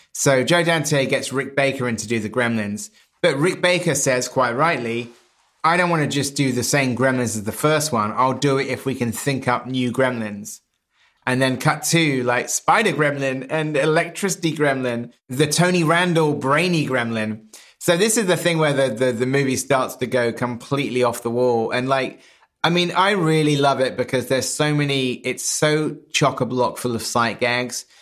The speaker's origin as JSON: {"language": "English", "town": "Wells", "region": "South West England", "country": "United Kingdom", "tie": "born or raised there", "moved": "as an adult", "said": "Wells, which is my hometown, Wells in Somerset"}